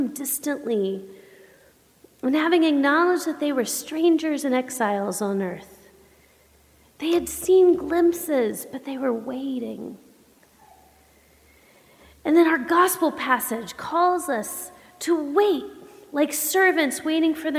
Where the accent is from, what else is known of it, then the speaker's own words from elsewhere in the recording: the South, United States; I grew up Baptist in the South.